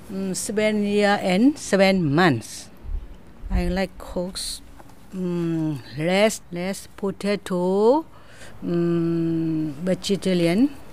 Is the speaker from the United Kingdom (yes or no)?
no; Myanmar; English is a second language; now in Australia; I'm come from Myanmar. Uh, I been I have been in Australia um, seven year and seven months.